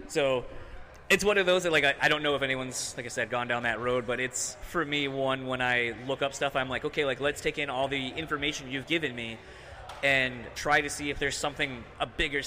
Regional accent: Michigan, United States; I'm from Michigan

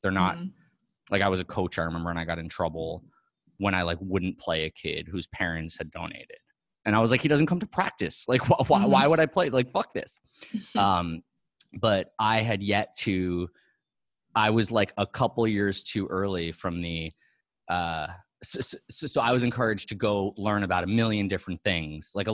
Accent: New York City, New York, United States; I'm a New Yorker. Yeah. I'm a Manhattan.

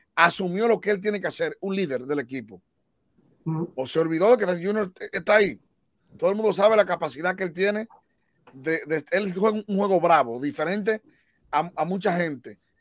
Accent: Bonao, Monseñor Nouel, Dominican Republic; now in New York, United States; Yo soy de Bonado

